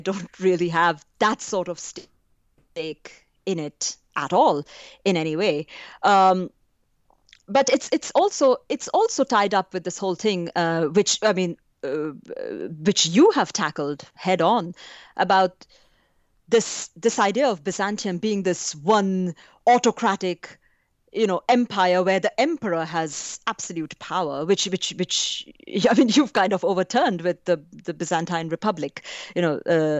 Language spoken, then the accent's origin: English; India; So it's not just as an Indian, but it was also the training at Chicago.